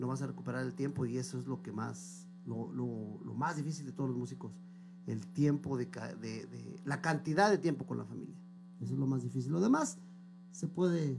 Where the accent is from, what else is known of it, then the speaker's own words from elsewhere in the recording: Zitácuaro, Michoacán, Mexico; moved away as an adult; also born or lived in Mexico City; now in Brooklyn, United States; me tuve la fortuna de que mi mamá me llevara a Michoacán. Y ahí fue donde empecé a hacer uso de memoria